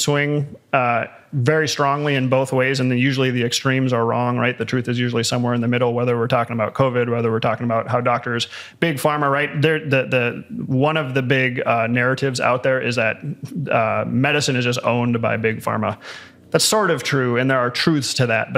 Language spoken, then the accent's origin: English; United States; also born or lived in Colorado Springs, Colorado; as an American